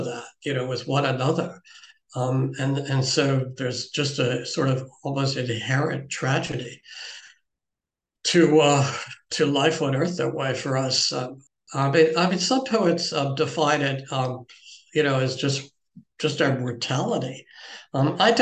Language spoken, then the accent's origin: English; Baltimore, Maryland, United States; moved away; The professional team came to Baltimore in 1954. I was 6 years old. My grandfather lived near the stadium